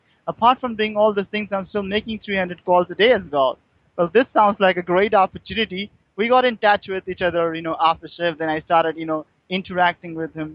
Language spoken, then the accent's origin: English; Mumbai, Maharashtra, India; I'm from India, Mumbai.